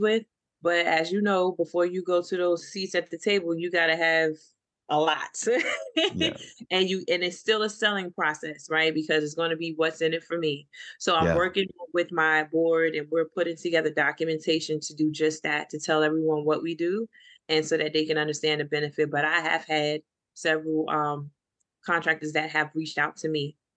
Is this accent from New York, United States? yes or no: yes; New York City, New York, United States; moved away; also born or lived in Washington, District of Columbia, United States; I'm from East New York, Brooklyn